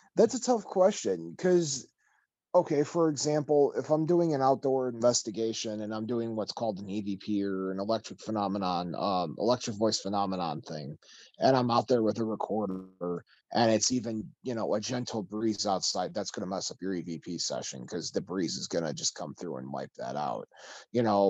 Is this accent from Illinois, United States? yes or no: yes; Chicago, Illinois, United States; growing up here